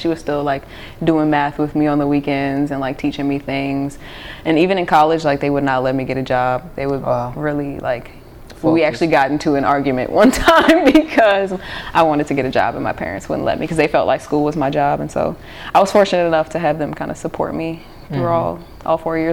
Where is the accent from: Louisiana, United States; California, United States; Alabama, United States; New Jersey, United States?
Louisiana, United States; New Orleans; So I grew up in New Orleans